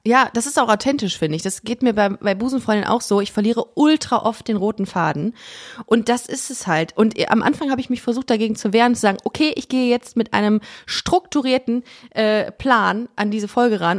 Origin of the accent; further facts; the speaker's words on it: Düsseldorf, North Rhine-Westphalia, Germany; moved away as an adult; now in Cologne, Germany; aus Düsseldorf und ähm, hab aber, bin jetzt nach Köln gezogen vor sechs Jahren